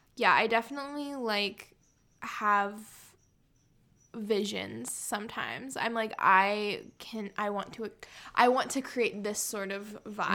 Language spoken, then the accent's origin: English; San Diego, California, United States; now in Chicago, United States; I'm from San Diego